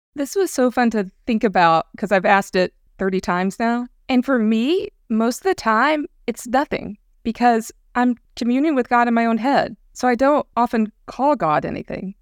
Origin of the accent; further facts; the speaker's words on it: the American South, United States; growing up in the American South, we were surrounded by evangelical culture